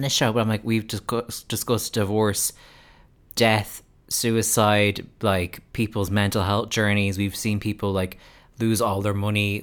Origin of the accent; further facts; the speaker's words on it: United States; now in Ireland; an American person living in Ireland